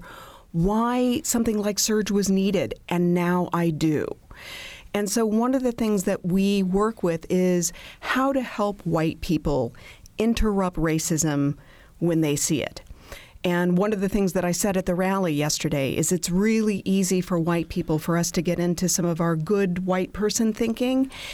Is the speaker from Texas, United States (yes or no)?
no; Bloomington, Indiana, United States; born and raised in Bloomington